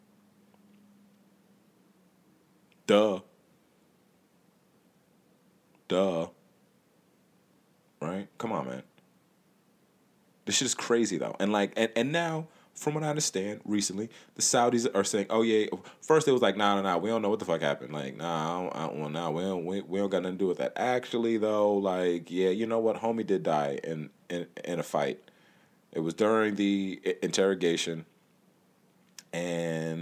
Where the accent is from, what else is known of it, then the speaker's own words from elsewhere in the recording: United States; as an American citizen, as somebody that has lived in the United States my whole life